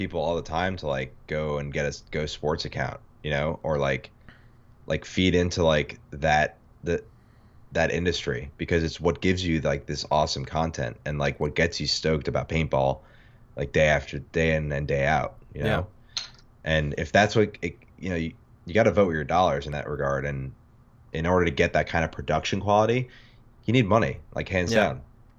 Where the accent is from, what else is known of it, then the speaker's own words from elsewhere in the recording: New York City, New York, United States; Yeah, I grew up in Queens playing baseball, and it was super fun.